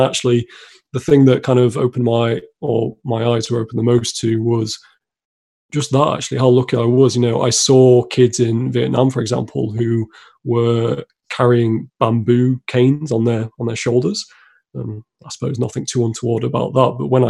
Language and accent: English; Harrogate, Yorkshire and the Humber, United Kingdom; called Harrogate in North Yorkshire in England. And it's actually where I'm still based.